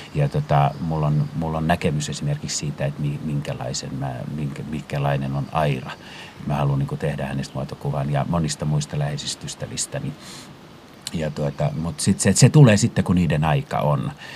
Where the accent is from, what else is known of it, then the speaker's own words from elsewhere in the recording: Finland; moved away as an adult; also born or lived in Paris, France; tulin uudestaan Pariisista äh, kotimaahan